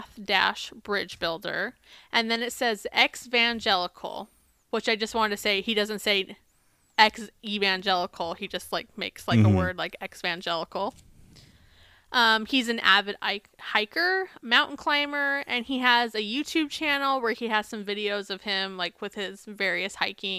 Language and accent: English; United States; Or being American, we have this like framework in our head of like, we're so much better than these other places.